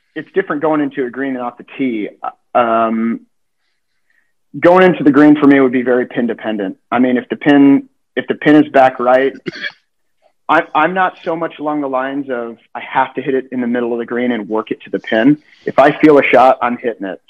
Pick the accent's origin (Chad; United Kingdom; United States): United States; Southern California; growing up in Southern California, I, I understand Spanish better